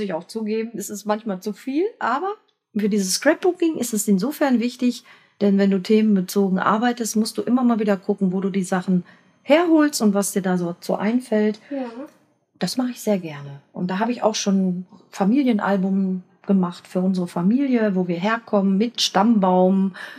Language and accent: German; Dortmund, North Rhine-Westphalia, Germany; also born or lived in Schwerte; Lütken Dortmund, wo ich aufgewachsen bin